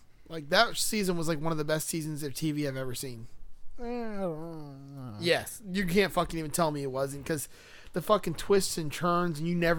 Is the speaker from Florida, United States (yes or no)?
yes; Florida, United States; I'm from Florida